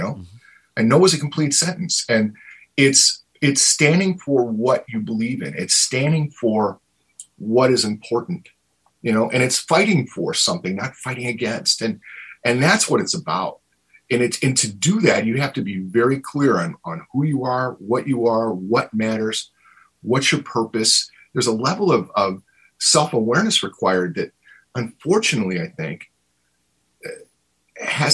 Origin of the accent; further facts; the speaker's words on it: Cicero, Illinois, United States; also born or lived in Berwyn, Illinois; I grew up in Berwyn and Cicero, Illinois